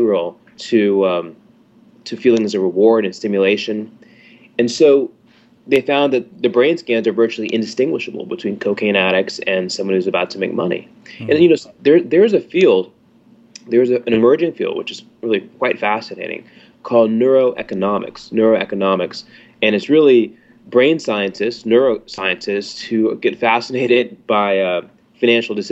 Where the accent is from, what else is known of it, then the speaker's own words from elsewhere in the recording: Atlanta, Georgia, United States; moved away as an adult; my background, I'm from Atlanta